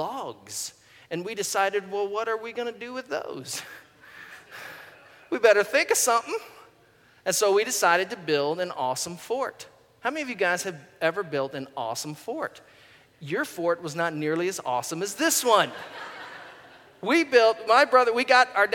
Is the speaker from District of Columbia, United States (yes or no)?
no; Goochland, Virginia, United States; My brother and I, when we were kids, we grew up in Goochland, Virginia, and we lived for the first 10 or 12 years of our life in this rural part of Virginia